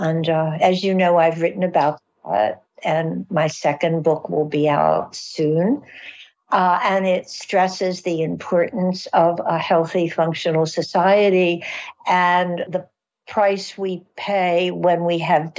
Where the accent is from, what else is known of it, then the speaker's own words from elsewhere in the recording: Baltimore, Maryland, United States; I'm from Baltimore